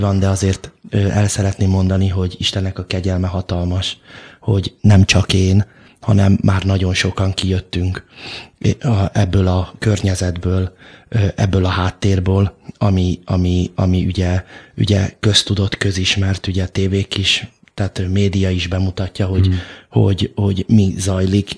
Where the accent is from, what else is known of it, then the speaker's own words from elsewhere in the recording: Budapest, Hungary; nagyszüleim is már ott születtek, ott éltek, és, ö, az édesapám is, ö, ott nevelkedett